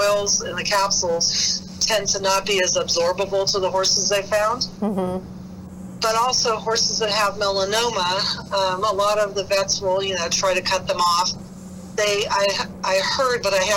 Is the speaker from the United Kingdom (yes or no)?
yes; United Kingdom; I'm also British